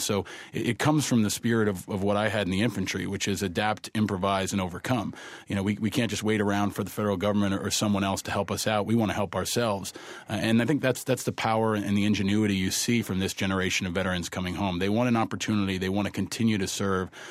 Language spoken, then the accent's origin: English; New York, United States; also born or lived in Amherst, Massachusetts; I grew up here in New York